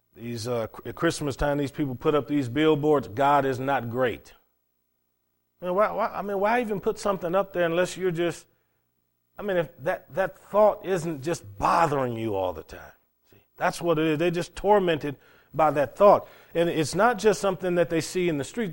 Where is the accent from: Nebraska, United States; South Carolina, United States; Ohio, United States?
Ohio, United States; Cleveland; what I had growing up in Cleveland, Ohio in high school.